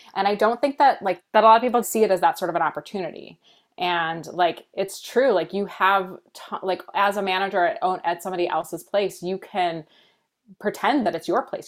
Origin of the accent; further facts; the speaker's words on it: United States; I was born here in the States.